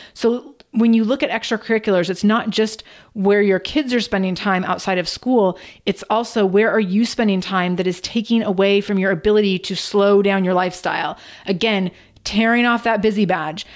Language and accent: English; Redmond, Washington, United States; I grew up in Redmond, Washington, which is across a lake from Seattle.